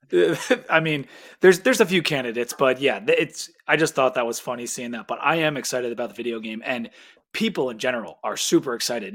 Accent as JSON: {"language": "English", "town": "Philadelphia", "region": "Pennsylvania", "country": "United States", "said": "I'm from Philly."}